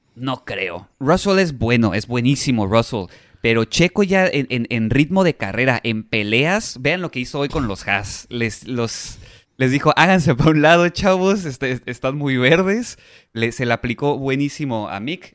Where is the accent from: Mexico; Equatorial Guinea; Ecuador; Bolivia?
Mexico; somos mexicanos